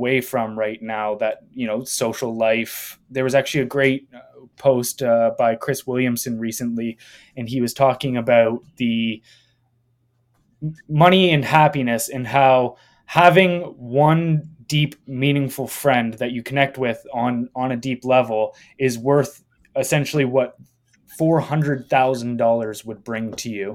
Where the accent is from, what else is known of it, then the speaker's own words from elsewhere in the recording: Canada; I'm Canadian